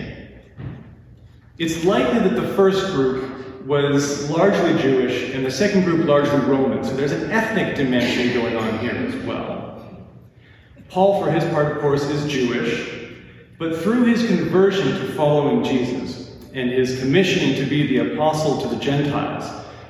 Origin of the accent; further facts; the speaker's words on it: Lacombe, Alberta, Canada; I grew up in Lacombe, one of the greatest small towns in the world